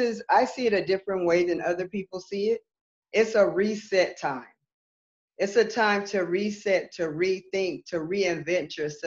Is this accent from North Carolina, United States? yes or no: no; West Hollywood, California, United States; moved away as an adult; also born or lived in Santa Monica, California; now in Georgia, United States; I'm born and raised Southern California, Santa Monica, California. And I was raised in West Hollywood, California.